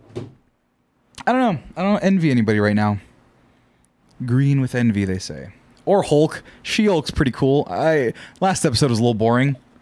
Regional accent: Central Valley of California, United States; I grew up in the Central Valley of California where there's not much

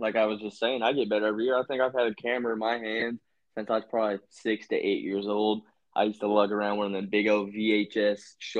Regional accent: Virginia, United States; moved away; See, I grew up doing that in Virginia.

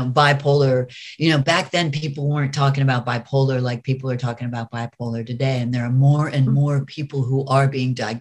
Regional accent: United States; I'm American

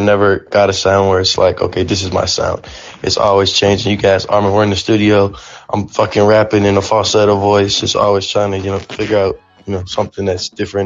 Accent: Raleigh, North Carolina, United States; also born or lived in Boston; now in Charlotte, United States; I was born in Boston, moved from Boston to Raleigh when I was 5 years old. So I pretty much grew up my whole life technically in Raleigh, North Carolina

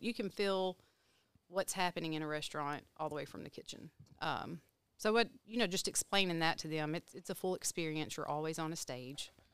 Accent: Texarkana, Texas, United States; moved away; I'm from Texarkana, Texas

